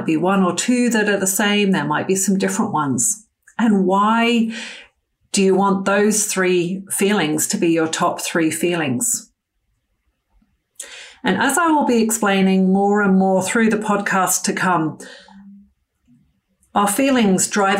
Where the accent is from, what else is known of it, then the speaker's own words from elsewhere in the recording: United Kingdom; moved away as an adult; I grew up in the United Kingdom until my early 20s, after I'd finished my medical school training and first year as an intern